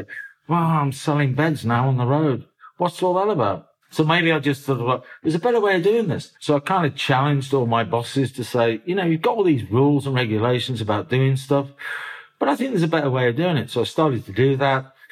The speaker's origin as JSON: {"language": "English", "town": "Birmingham", "region": "West Midlands", "country": "United Kingdom", "tie": "born or raised there", "also_born_or_lived": "Oldham, Manchester", "moved": "yes", "said": "I was born in North Birmingham."}